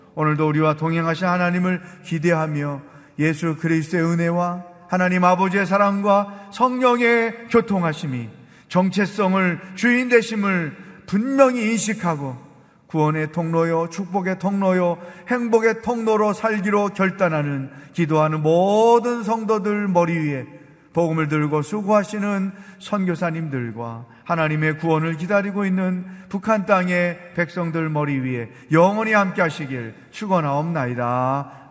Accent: South Korea; also born or lived in China; 중국에 살지만 우리는 한국 사람이야

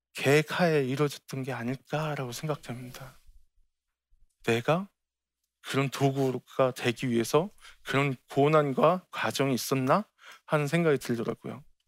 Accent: Incheon, South Korea; 제 고향이 인천의 소래 포구예요.

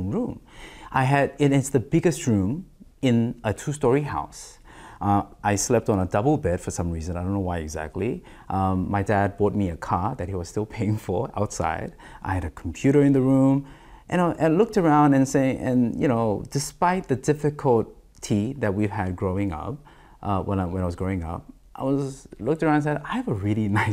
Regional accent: Australia; Growing up in Australia during my adolescence and then my teens, I didn't have a room to call my own

